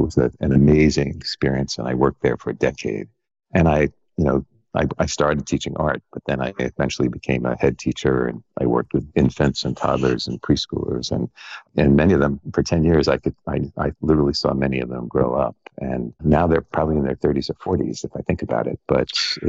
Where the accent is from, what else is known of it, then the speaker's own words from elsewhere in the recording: New York, United States; I did. I grew up on Long Island, outside of New York City.